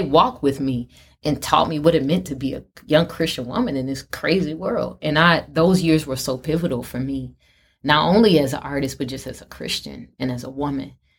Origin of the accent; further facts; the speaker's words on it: Chicago, Illinois, United States; from Chicago, from my hometown